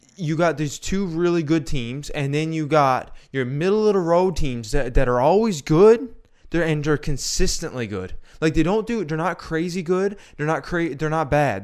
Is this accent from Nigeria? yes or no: no; Canada; I'm Canadian